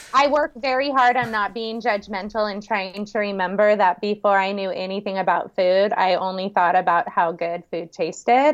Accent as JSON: {"language": "English", "area": "San Francisco Bay Area", "region": "California", "country": "United States", "tie": "born or raised there", "moved": "yes", "lives_now": "Kauai, United States", "said": "right outside of San Francisco in the Bay Area"}